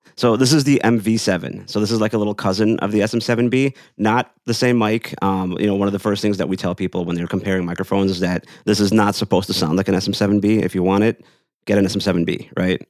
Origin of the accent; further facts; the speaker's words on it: Chicago, Illinois, United States; I'm from Chicago.